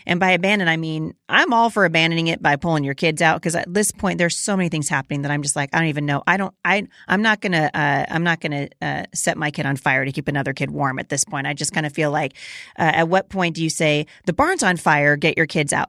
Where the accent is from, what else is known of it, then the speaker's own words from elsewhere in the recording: Oregon, United States; I grew up in Oregon. I went, I graduated from Portland Christian